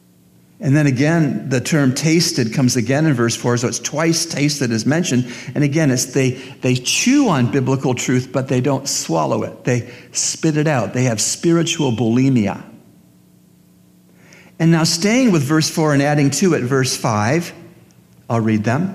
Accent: Canada; as a Canadian

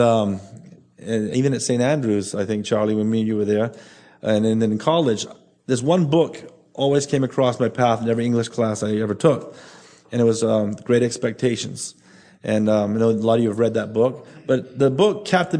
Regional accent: Bahamas; Nassau alone, 60% of our population is under 25

